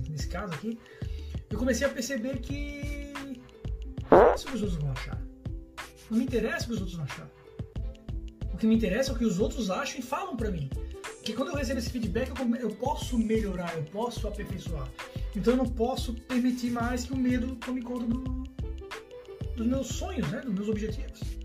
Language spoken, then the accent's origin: Portuguese; Florianópolis, Santa Catarina, Brazil; accent: manezinho da ilha; Eu tenho um sotaque relativamente característico do manezinho da ilha